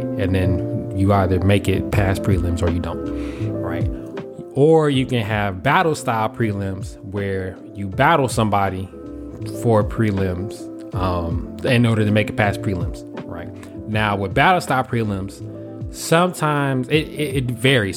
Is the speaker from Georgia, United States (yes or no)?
yes; Atlanta, Georgia, United States; moved away as an adult; I'm coming from Atlanta.